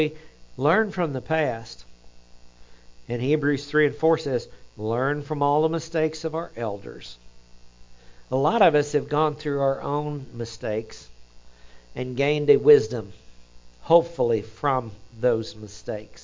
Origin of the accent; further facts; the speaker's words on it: Oklahoma, United States; accent: Oklahoma; my Oklahoma accent comes out